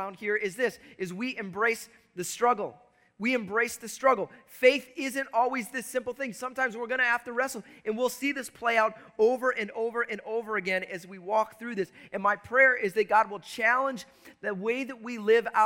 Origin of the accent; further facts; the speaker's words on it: Chicago, Illinois, United States; I grew up in Chicago.